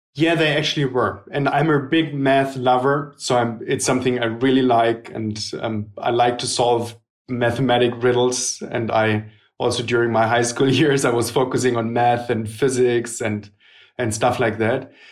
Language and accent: English; Germany; also born or lived in Hamburg; I was born in Germany